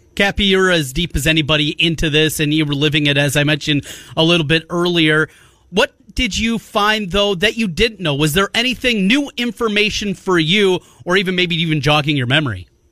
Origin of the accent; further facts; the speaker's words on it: Osage, Iowa, United States; growing up in Osage, in North Iowa